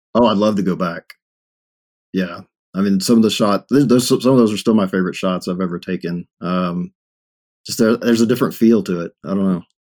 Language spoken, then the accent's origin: English; Longview, Texas, United States; moved away as an adult; now in Denver, United States; born and raised in Texas